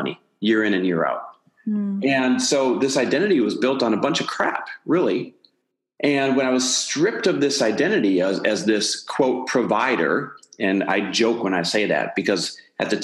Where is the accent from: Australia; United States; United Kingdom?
United States; Midwest; now in Santa Monica, United States; I am Midwest born and raised, now living out here in Santa Monica, California